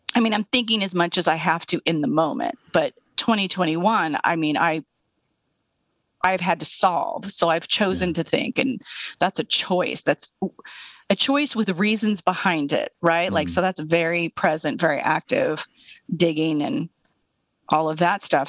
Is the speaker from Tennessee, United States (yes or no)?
no; Eastern Washington State, United States; also born or lived in Seattle; I'm from Eastern Washington State.